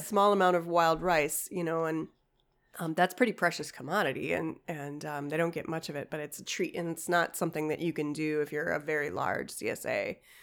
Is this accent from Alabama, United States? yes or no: no; Chicago, Illinois, United States; moved away; also born or lived in Ashland, Wisconsin; I grew up in Chicago